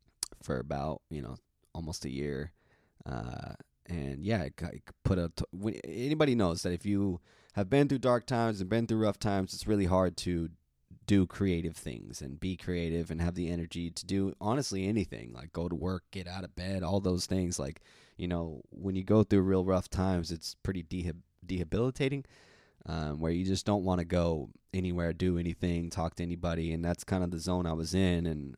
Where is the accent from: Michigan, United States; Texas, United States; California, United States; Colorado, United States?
California, United States; Pacific Grove; I'm from Pacific Grove, California, Monterey County, which is like 2 hours south of San Francisco. Neat little town.